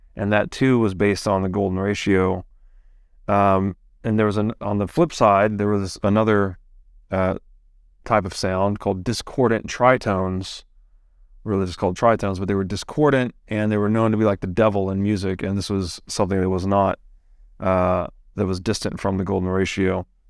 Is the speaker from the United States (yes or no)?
yes; the South, United States; I grew up in the Christian South